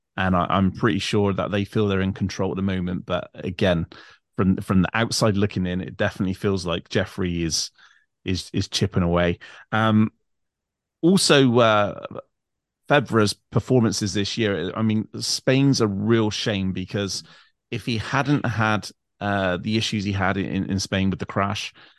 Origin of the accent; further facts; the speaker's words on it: England, United Kingdom; I'm English